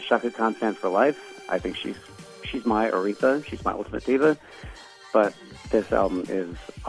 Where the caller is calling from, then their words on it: Las Vegas, Nevada, United States; calling from Las Vegas